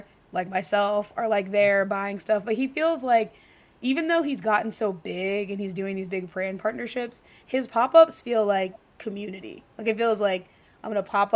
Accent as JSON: {"language": "English", "region": "Midwest", "country": "United States", "also_born_or_lived": "Chicago", "moved": "yes", "said": "as a Midwesterner"}